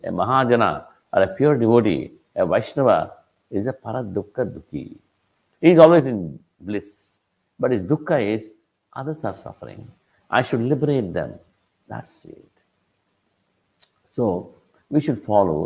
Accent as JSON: {"language": "English", "town": "Tirupati", "region": "Andhra Pradesh", "country": "India", "said": "I am from Tirupati"}